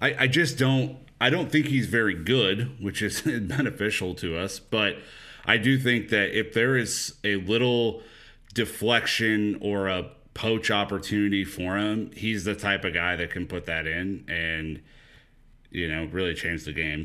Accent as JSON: {"language": "English", "country": "United States", "said": "As an American"}